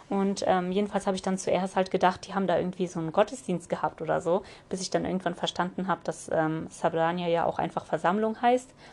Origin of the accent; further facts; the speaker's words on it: Kyrgyzstan; born there; habe ich einfach mittlerweile schon gesagt, aus Kirgistan, weil ich bin ja aus Kirgistan